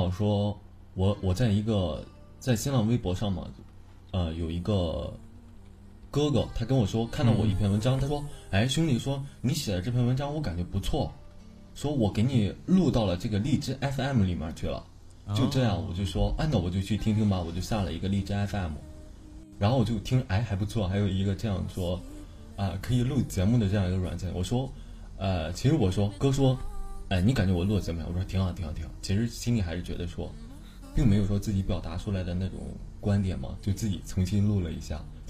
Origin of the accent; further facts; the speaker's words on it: Binzhou, Shandong, China; 我是山东的，对，山东人，山东滨州。